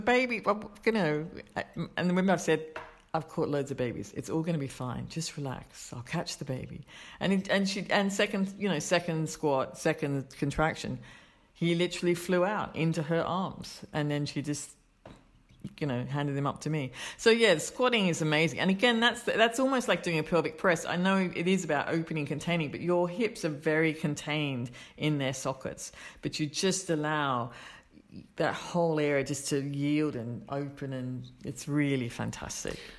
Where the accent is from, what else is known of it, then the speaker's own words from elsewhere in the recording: Australia; moved away; I'm Australian